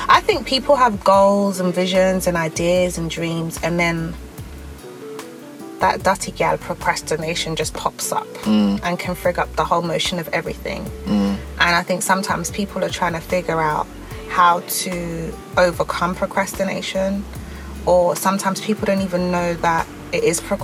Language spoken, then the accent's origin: English; London, United Kingdom; we grew up together in South London on a council estate